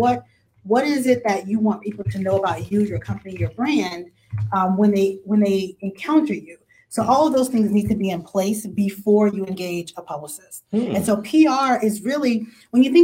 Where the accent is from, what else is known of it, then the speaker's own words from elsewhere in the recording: New Orleans, Louisiana, United States; moved away as an adult; now in Houston, United States; Born and raised in New Orleans, Louisiana